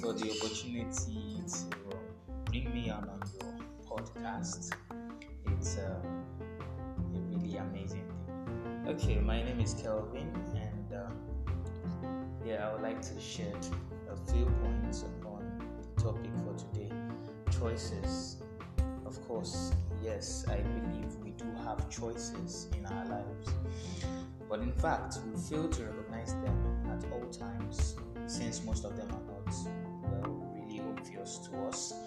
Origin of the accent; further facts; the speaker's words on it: Nigeria; as a Nigerian